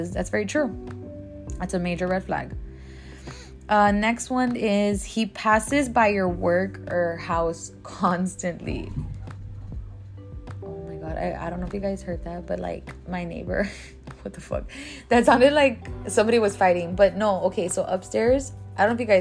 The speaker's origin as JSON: {"language": "English", "town": "Laredo", "region": "Texas", "country": "United States", "said": "I'm from Laredo"}